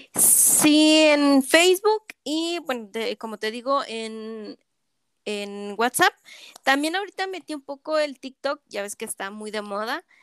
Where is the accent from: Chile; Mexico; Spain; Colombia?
Mexico; State of Mexico; moved away as an adult; now in Chihuahua, Mexico; yo soy de la Ciudad de México, bueno, del Estado de México.